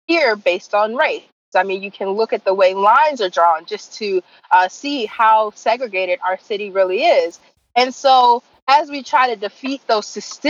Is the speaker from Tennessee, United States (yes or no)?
yes; Memphis, Tennessee, United States; the successful removal of Confederate statues in my hometown